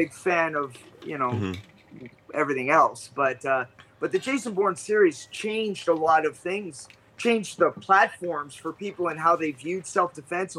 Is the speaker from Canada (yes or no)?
yes; Vancouver, British Columbia, Canada; I'm originally from Canada, Vancouver, BC, Canada